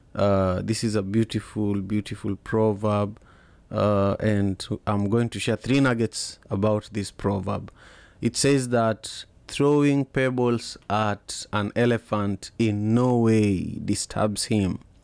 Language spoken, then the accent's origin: English; Kisumu, Kisumu County, Kenya; now in Seattle, United States; I grew up in Kisumu, uh, the third largest city in Kenya